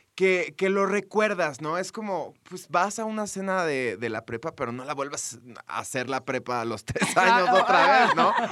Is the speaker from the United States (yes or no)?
yes; McAllen, Texas, United States; en Texas, eh, de donde yo soy, en McAllen